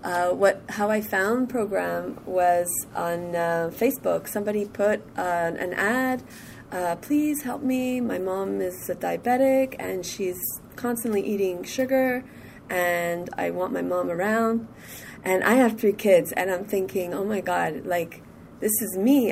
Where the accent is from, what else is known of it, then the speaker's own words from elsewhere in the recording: Montreal, Quebec, Canada; I'm from Montreal